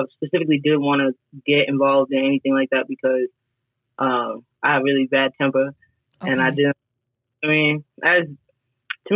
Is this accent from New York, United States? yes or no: yes; New York, United States; also born or lived in Arkansas / Suffolk, Virginia; now in Virginia, United States; I'm from New York. Spent most of my childhood, everything up there